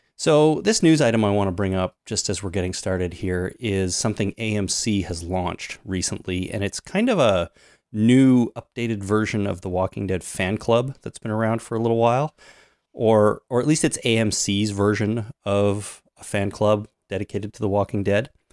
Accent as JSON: {"language": "English", "country": "Canada", "said": "I'm Canadian"}